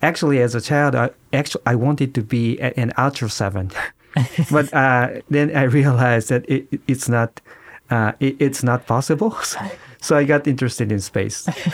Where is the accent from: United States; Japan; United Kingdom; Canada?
Japan; Yokohama, Kanagawa; I was born in Yokohama, Kanagawa